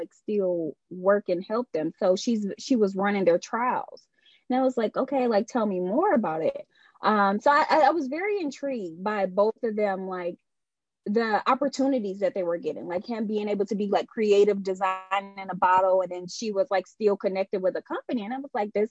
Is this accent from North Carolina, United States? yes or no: no; Detroit, Michigan, United States; I was born and raised on the west side of Detroit.